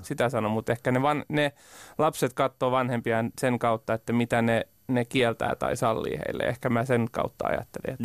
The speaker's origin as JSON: {"language": "Finnish", "town": "Parainen", "region": "Southwest Finland", "country": "Finland"}